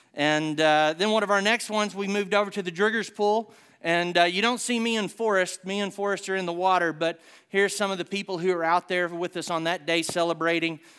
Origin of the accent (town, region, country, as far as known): Southern United States, United States; accent: Hick